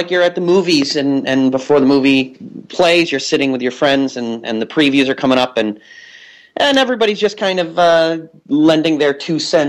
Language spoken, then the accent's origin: English; Massachusetts, United States; moved away as an adult; now in New York City, United States; I'm an East Coaster from birth. I'm from Massachusetts originally